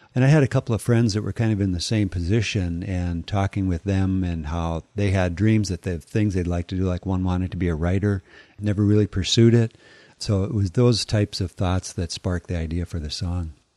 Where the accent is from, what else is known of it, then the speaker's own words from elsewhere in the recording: North Dakota, United States; I grew up in North Dakota, and there was not a lot out there.